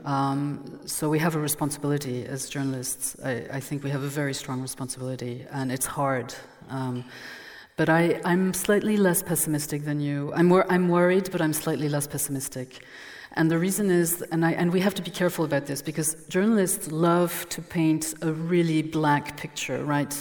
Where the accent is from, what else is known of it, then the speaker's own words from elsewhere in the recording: Dijon, Bourgogne-Franche-Comté, France; first language French; English is a second language; I'm from Burgundy. I was born in Dijon. I'm French